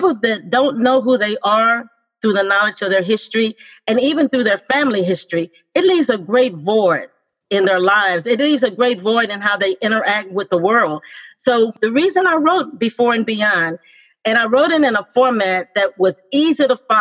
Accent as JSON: {"language": "English", "town": "Amarillo", "region": "Texas", "country": "United States", "tie": "born or raised there", "said": "growing up in Amarillo, Texas"}